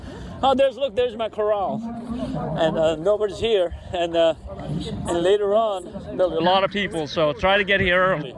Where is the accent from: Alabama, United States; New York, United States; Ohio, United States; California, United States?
Alabama, United States; I come from Alabama, so it's hot.